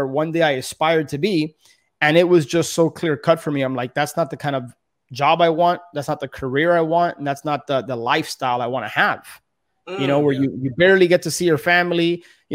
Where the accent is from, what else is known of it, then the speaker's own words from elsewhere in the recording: Miami, Florida, United States; born and raised in Miami